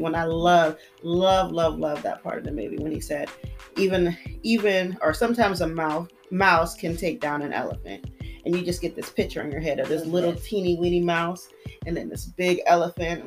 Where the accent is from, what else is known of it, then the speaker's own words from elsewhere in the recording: United States; I'm American